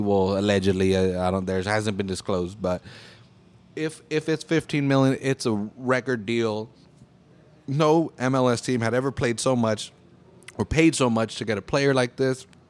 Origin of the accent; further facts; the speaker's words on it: United States; living in this country and being born in this country, you know? Fucking, ver, ah, I'm, I'm an American